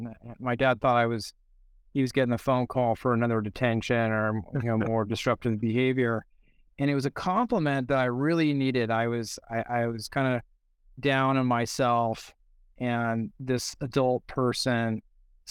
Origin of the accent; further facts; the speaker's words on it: San Pedro, California, United States; I'm from San Pedro, California.